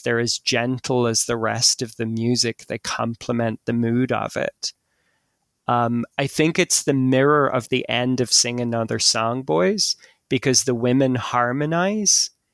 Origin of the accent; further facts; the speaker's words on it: Ireland; when I was growing up in Ireland